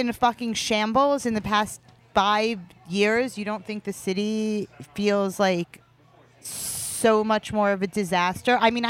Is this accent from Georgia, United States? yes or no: no; New York City, New York, United States; I grew up here. I grew up in Queens. I've lived here on and off my entire life.